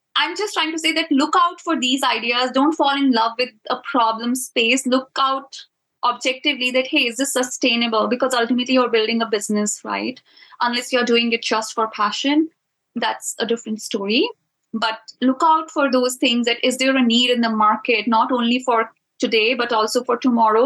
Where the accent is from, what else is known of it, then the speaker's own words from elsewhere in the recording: India; I'm from India